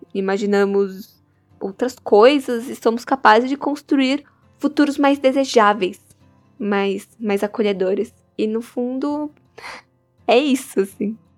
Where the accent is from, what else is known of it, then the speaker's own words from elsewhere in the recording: São Paulo, Brazil; Eu sou de São Paulo e sou estudante do quarto ano das artes cênicas na Unicamp.